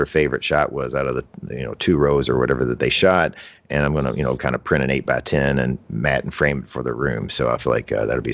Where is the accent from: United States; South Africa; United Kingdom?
United States; Louisville, Kentucky; I like this town. I've lived here my whole life